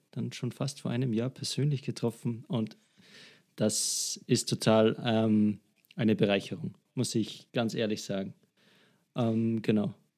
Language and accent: German; Salzburg, Austria; bei einer Agentur bei uns in Salzburg angefangen